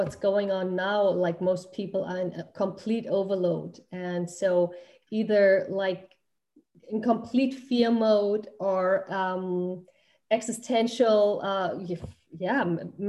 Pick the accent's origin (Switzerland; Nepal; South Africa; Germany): Germany; moved away as an adult; also born or lived in United States; we're originally from Germany and had immigrated, and I'm still considering myself an immigrant to the United States.